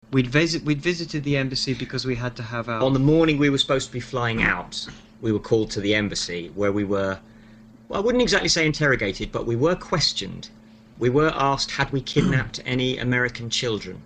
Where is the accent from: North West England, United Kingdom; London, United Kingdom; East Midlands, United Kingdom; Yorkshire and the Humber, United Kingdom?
London, United Kingdom; I am a Londoner.